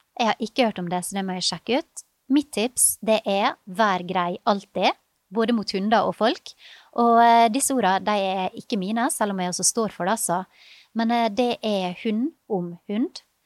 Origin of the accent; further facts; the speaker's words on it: Ålesund, Møre og Romsdal, Norway; moved away; Da er jeg på ferie i hjembyen min Ålesund